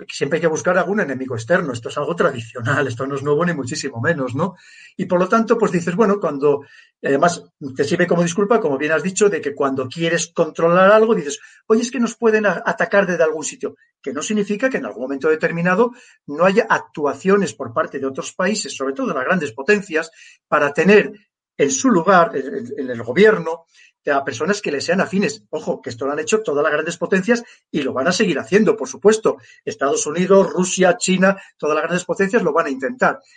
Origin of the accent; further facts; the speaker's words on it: Spain; Yo creo que los afortunados somos nosotros los españoles por tener esas maravillosas islas